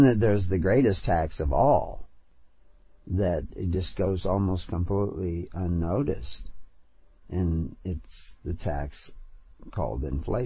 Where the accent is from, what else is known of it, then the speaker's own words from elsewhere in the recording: United States; accent: American; my American accent